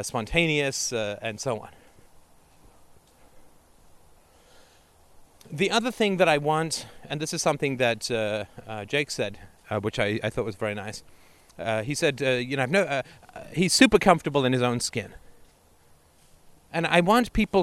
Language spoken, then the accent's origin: English; England, United Kingdom; moved away; also born or lived in Canada; growing up in England in the 70s and Canada in the 80s